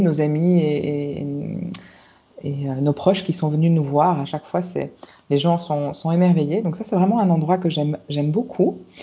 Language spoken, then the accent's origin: French; Brussels, Brussels-Capital Region, Belgium; moved away as an adult; now in Singapore; je suis née à Bruxelles, donc en Belgique, où j'ai grandi avec mes frères et mes sœurs